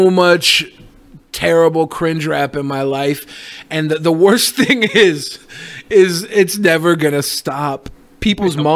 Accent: Florida, United States; We're from Florida. We will survive.

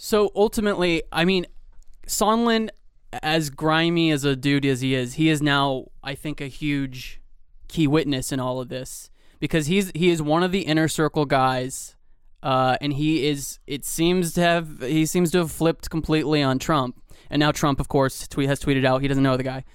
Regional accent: Georgia, United States; I'm from Georgia

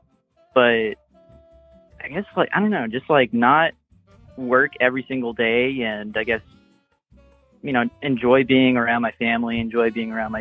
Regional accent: Louisiana, United States; now in Texas, United States; I grew up in Louisiana, and I'm in Texas now

